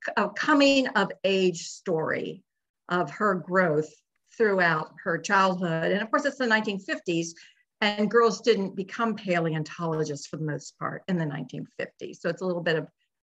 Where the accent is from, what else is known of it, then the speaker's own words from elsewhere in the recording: Northern Virginia, United States; I grew up in Northern Virginia